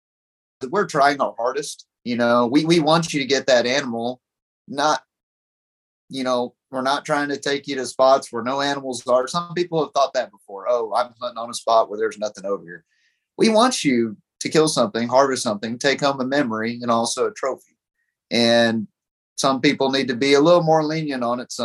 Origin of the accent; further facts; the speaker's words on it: Pipe Creek, Texas, United States; I grew up in Pipe Creek right by Bandera